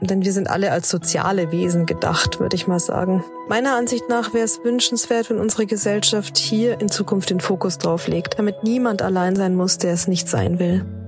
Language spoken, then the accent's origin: German; Germany; bei uns in Deutschland